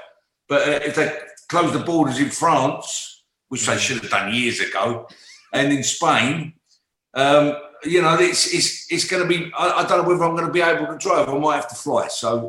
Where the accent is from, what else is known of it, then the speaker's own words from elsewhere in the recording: Plaistow, London, United Kingdom; also born or lived in Hackney; I lived in Caister Park Road, which is Plaistow. That's where I come out. I was born in Eckney Hospital, but really I was brought up in Plaistow.